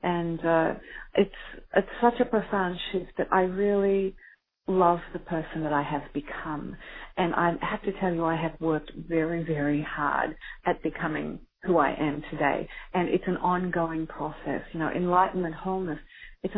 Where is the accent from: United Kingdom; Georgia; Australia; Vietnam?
Australia; I am Australian